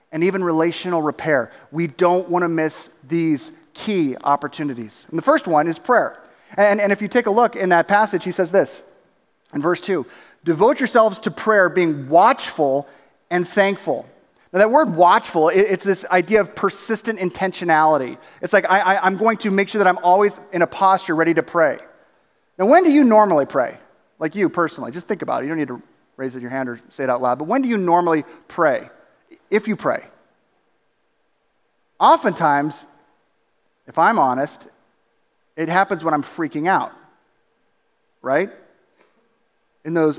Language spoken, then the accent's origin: English; Southern California, United States; we grew up doing in Southern California was going to Disneyland